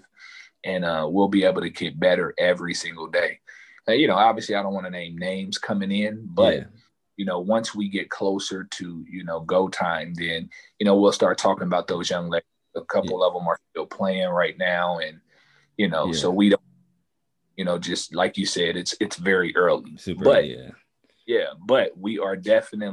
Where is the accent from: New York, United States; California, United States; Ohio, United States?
Ohio, United States; Dayton; Growing up in Dayton